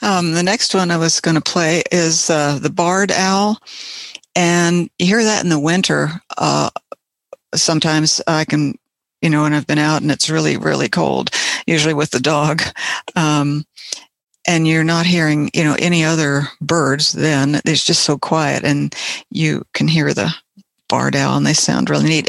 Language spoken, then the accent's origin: English; Ohio, United States; moved away; also born or lived in West Virginia; I I grew up in Ohio and we had some Bob White there